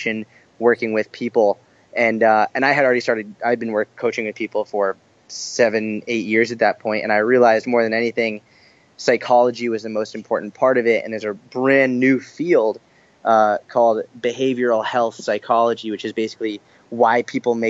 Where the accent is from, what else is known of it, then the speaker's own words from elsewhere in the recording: Boston, Massachusetts, United States; also born or lived in Israel / Tel Aviv; now in New York, United States; So I grew up in Boston, actually.